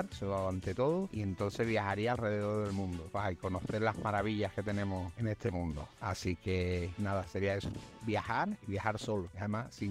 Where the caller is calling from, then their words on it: Seville, Andalusia, Spain; … de Sevilla. Hola … de Sevilla.